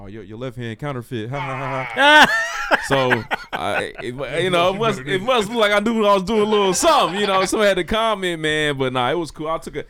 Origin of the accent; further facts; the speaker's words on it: Indianapolis, Indiana, United States; growing up in Indianapolis